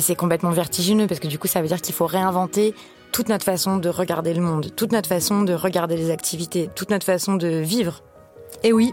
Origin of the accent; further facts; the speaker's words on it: France; quand on est française